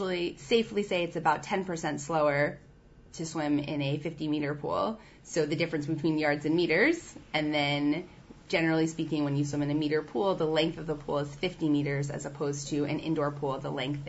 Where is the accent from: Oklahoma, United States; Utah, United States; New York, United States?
New York, United States; New York City; as a New Yorker